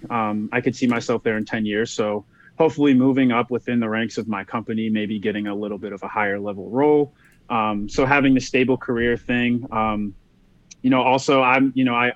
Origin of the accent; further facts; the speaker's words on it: Boston, Massachusetts, United States; moved away; I'm from Boston originally